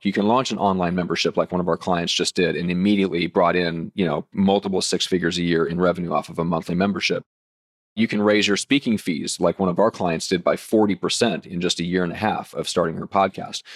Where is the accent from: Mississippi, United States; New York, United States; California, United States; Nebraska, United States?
Nebraska, United States; I'm from Nebraska, so let's say cornfields